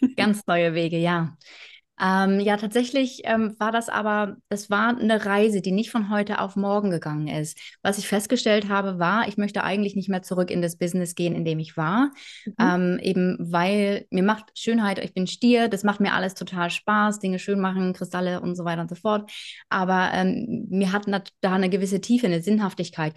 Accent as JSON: {"language": "German", "area": "between Bremen and Hanover", "region": "Lower Saxony", "country": "Germany", "tie": "born or raised there", "also_born_or_lived": "Hamburg", "moved": "as an adult", "said": "groß geworden bin ich ähm, zwischen Bremen und Hannover in Niedersachsen"}